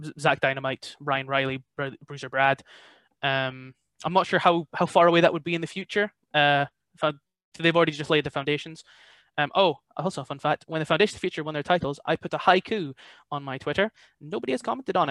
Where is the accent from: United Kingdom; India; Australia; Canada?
United Kingdom; Ellon, Scotland; Ellen is one, primarily because it's my hometown